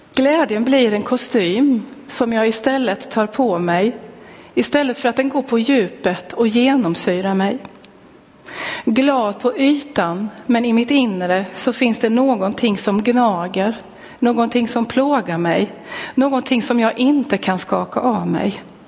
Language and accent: Swedish; Linköping, Östergötland, Sweden; jag är född och uppväxt i Pingstkyrkan i Linköping